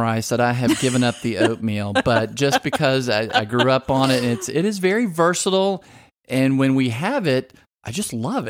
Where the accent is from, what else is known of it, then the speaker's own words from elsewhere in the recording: Southern Louisiana, United States; moved away; I'm originally from Southern Louisiana.